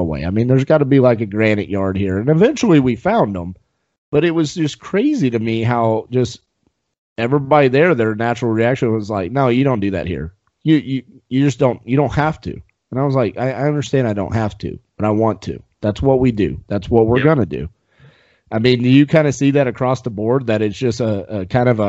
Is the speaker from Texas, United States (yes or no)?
yes; Dallas-Fort Worth, Texas, United States; I'm from Dallas-Fort Worth, Texas